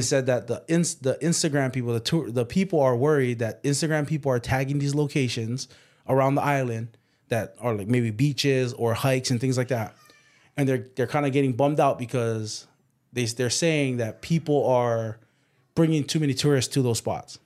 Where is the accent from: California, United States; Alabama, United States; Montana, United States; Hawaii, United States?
Hawaii, United States; Waipahu; also born or lived in Waianae, Hawaii; We grew up in Waianae, but then we moved to Waipahu